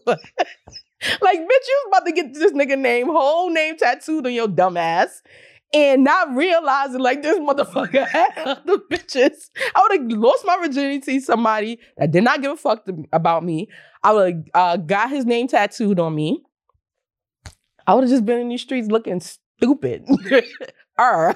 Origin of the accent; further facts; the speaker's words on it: the South, United States; I remember growing up in the South